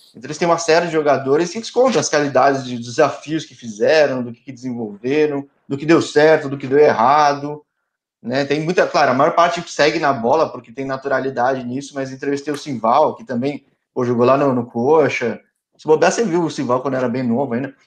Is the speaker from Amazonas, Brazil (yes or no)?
no; São Paulo, Brazil; eu que sou de São Paulo, torço pra Ponte, mas sou de São Paulo